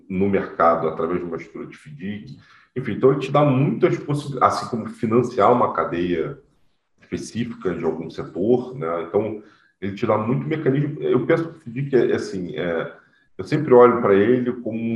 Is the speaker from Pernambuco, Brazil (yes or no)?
no; Rio de Janeiro, Brazil; now in São Paulo, Brazil; eu sou do Rio